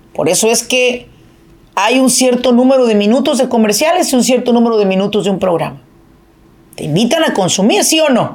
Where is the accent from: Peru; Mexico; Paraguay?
Mexico; Apatzingán, Michoacán; now in Irvine, United States; De donde yo soy es de Apatzingán, Michoacán